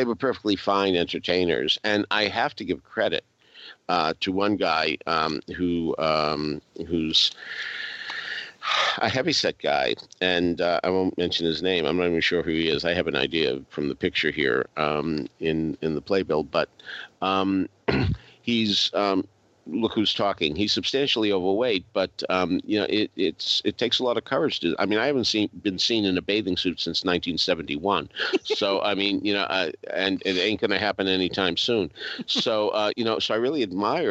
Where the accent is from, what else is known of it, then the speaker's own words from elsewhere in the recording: Arlington, Massachusetts, United States; my hometown of Arlington, Massachusetts